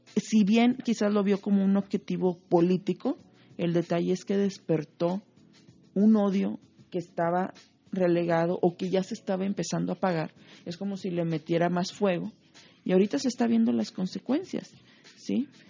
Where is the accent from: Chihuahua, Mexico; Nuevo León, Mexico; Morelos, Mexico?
Nuevo León, Mexico; Monterrey; Yo soy orgullosamente regiomontana